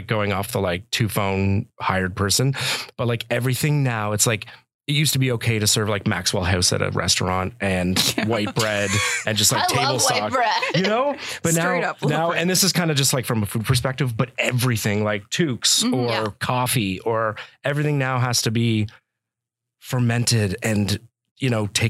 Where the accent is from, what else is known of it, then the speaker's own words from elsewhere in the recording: Carleton Place, Ontario, Canada; also born or lived in Ottawa; So I was actually born in Ottawa, Eastern Ontario. I was born around Ottawa, small town called Carleton Place. Barrhaven. Then we moved to Carleton Place.